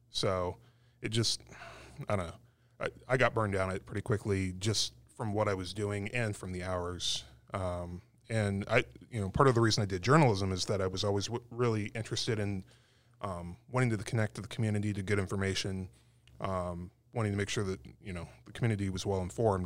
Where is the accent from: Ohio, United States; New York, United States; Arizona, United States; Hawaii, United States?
Arizona, United States; Tucson; moved away; I grew up in Tucson